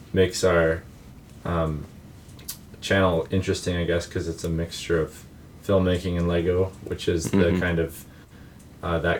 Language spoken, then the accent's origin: English; Saskatchewan, Canada; we're two brothers from Saskatchewan in Canada